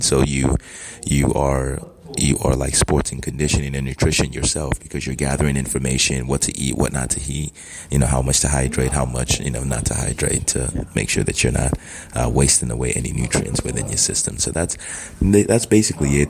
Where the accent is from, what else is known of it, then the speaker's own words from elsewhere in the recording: Southern California, United States; also born or lived in Nigeria; I grew up in Southern California.